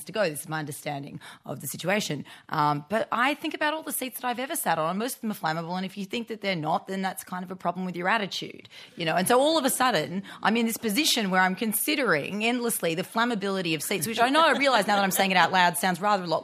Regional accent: Forbes and Bathurst, country New South Wales, Australia; I grew up in Forbes and Bathurst in country New South Wales

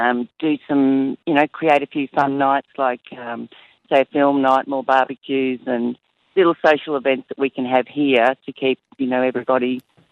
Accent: Stawell, Victoria, Australia; moved away; I'm from Stawell originally

